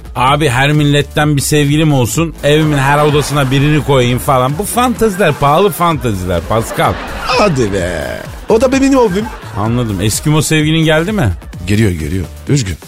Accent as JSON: {"language": "Turkish", "region": "Elazığ Province", "country": "Turkey", "tie": "born or raised there", "said": "Elazığ'ın, yani benim memleketimin"}